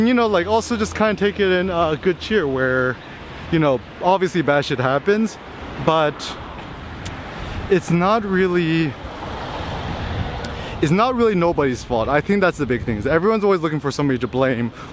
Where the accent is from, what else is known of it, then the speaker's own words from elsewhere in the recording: Bay Area, California, United States; also born or lived in Berkeley / Los Angeles; I grew up in the Bay Area too